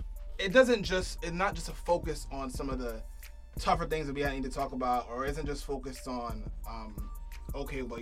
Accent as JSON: {"language": "English", "town": "New York City", "region": "New York", "country": "United States", "tie": "born or raised there", "also_born_or_lived": "Canarsie / Flatbush / North Carolina / Connecticut", "moved": "as an adult", "said": "I was born in the hood"}